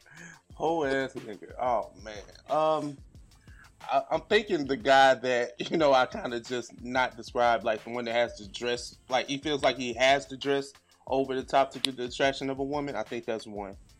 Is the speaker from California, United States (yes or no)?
no; St. Louis, Missouri, United States; We hail from Saint Louis, Missouri, um, so we're in the middle of the map.